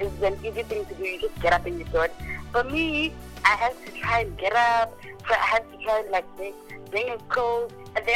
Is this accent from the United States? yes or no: no; Kempton Park, Gauteng, South Africa; also born or lived in Mulobedi; raised in Joburg, in a place called Kempton Park